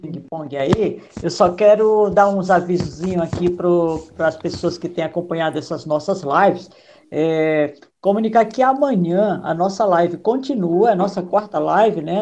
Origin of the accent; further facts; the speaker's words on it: Maranhão, Brazil; moved away; Eu sou do Maranhão, Nordeste